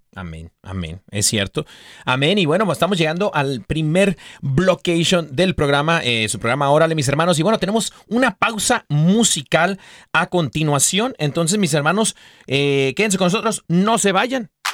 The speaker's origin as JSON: {"language": "Spanish", "country": "Mexico", "said": "yo como mexicano"}